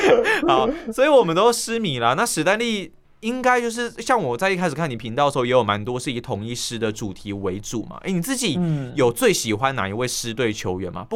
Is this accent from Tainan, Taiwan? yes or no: yes; Tainan, Taiwan; 可是我觉得，身为台南人喜欢失眠，我觉得也是很自然的一件事情。